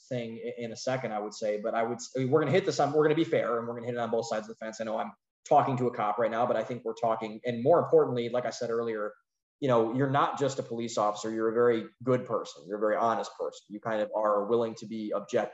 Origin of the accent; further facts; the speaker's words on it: Northeast Ohio, United States; We're from Northeast Ohio